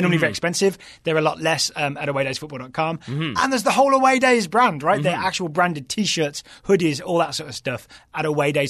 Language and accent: English; England, United Kingdom; as a neutral, I kind of lean England, I guess, just being English, but it was really enjoyable to watch here in the office.